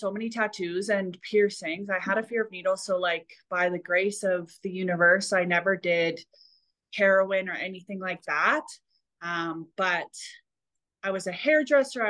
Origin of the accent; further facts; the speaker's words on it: Alberta, Canada; growing up in Alberta, kind of a country western kind of place